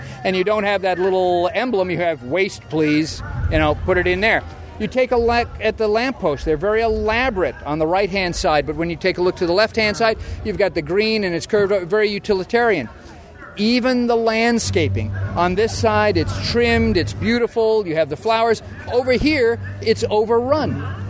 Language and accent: English; Hollywood, California, United States; But again, as I said, I grew up in Hollywood, and I actually visited some of the movie studios.